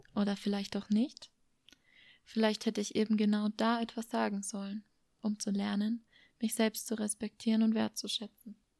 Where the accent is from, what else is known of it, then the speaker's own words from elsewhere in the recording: Germany; moved away as an adult; Es ist mein Herkunftsland, der Ort, an dem meine Großeltern Jahr für Jahr Obst und Gemüse